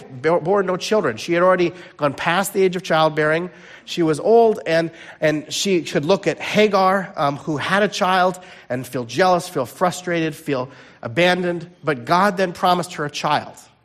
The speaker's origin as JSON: {"language": "English", "town": "Chicago", "region": "Illinois", "country": "United States", "said": "I'm originally from the Chicago area"}